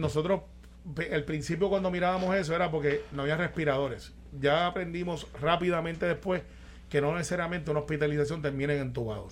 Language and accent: Spanish; Guaynabo, Puerto Rico; soy de Guaynabo